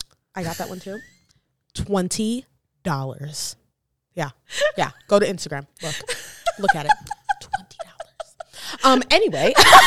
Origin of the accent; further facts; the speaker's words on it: New York, United States; But you know, we're from New York.